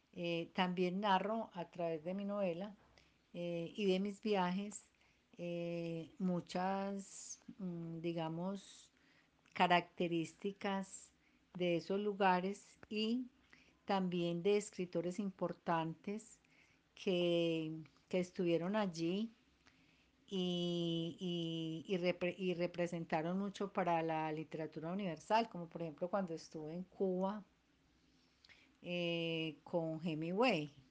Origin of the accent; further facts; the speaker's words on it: Cali, Valle del Cauca, Colombia; now in Medellín, Colombia; en Cali Valle eh, fuimos seis hermanos